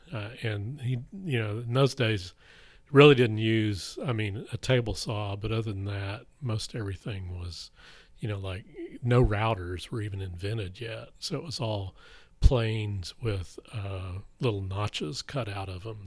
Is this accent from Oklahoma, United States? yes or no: yes; Blackwell, Oklahoma, United States; I grew up in Blackwell, Oklahoma